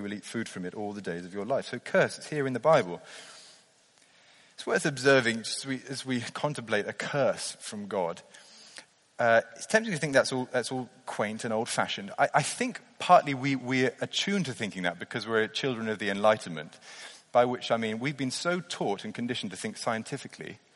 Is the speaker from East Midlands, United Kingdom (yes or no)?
no; near Blenheim Palace in Oxfordshire, South East England, United Kingdom; I grew up near Blenheim Palace in Oxfordshire